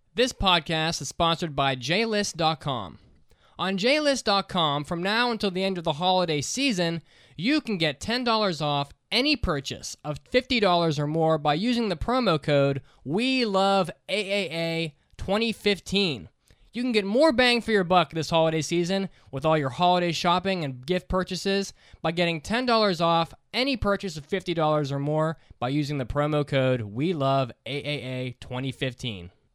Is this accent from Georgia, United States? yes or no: no; West Virginia, United States; I'm from West Virginia